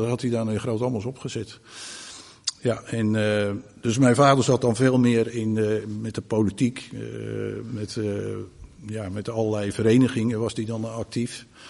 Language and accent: Dutch; Groot-Ammers, South Holland, Netherlands; toen ben ik dus opgegroeid in Groot Ammers